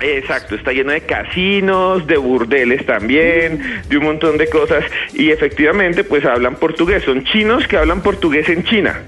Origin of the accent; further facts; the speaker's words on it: Colombia; Colombia también eh, exporta gente que somos nosotros mismos, colombianos